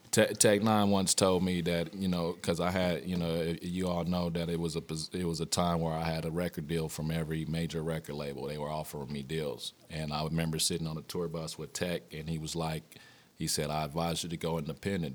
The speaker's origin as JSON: {"language": "English", "town": "Wichita", "region": "Kansas", "country": "United States", "tie": "born or raised there", "moved": "yes", "said": "I grew up on both the north and the south side"}